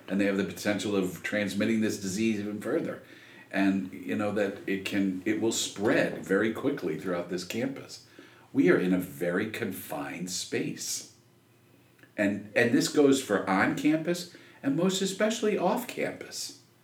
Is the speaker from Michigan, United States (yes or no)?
yes; Michigan, United States; moved away; I grew up in Michigan